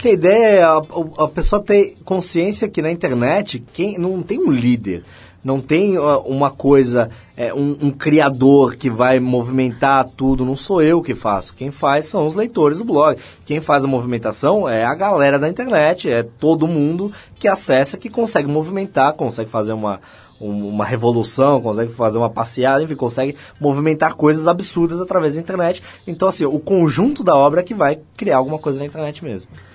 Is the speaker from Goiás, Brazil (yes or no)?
no; Santos, São Paulo, Brazil; eu sou de Santos